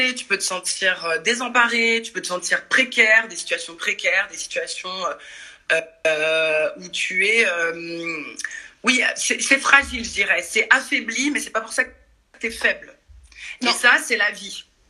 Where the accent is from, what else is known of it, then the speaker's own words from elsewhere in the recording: Paris suburbs, Île-de-France, France; moved away as an adult; also born or lived in Brazil; now in Marseille, France; je suis parisienne banlieusarde